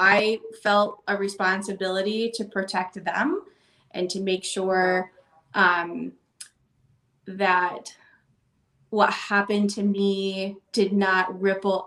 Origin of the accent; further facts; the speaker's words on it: Boulder City, Nevada, United States; the community I grew up in Boulder City